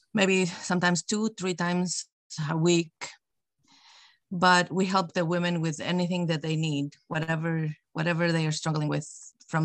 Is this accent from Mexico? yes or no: yes; Mexico; now in United States; so I grew up in Mexico